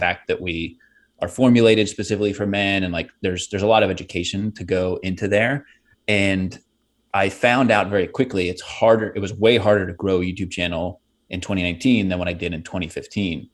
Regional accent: Pittsburgh, Pennsylvania, United States; I grew up in Pittsburgh. Uh, I mean, we moved around a little bit, but we really settled there when I was five

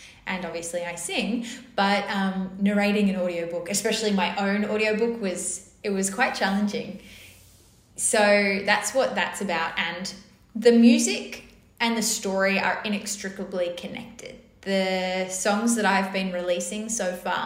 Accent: North Shore, New South Wales, Australia; I grew up on the North Shore, and I grew up in a very musical household.

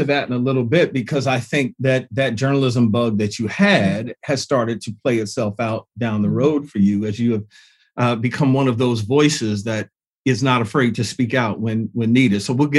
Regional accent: Detroit, Michigan, United States; also born or lived in New York; now in Detroit, United States; I'm from Detroit.

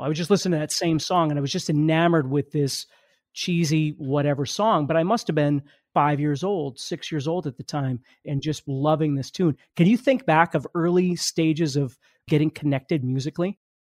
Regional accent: Fargo, North Dakota, United States; I'm from Fargo, North Dakota.

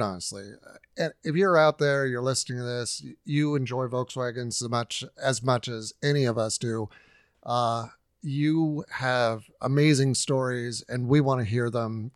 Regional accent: Huntington Beach, California, United States; moved away; I grew up in Huntington Beach

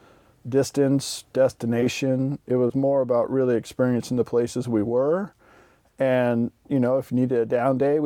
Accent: Pacific Northwest, United States; I grew up in the Pacific Northwest, and that's where I started my paddling

